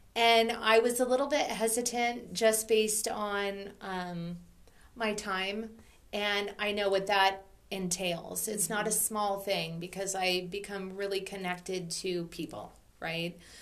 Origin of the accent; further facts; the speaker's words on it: Oregon, United States; moved away; also born or lived in Maui; growing up in Oregon